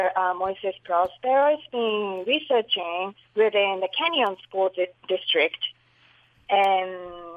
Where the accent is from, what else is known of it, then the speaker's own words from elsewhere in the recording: Japan; moved away; I grew up in Japan